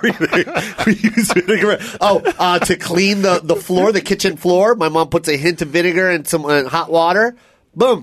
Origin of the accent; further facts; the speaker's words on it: Seattle, Washington, United States; I grew up in Seattle, Washington.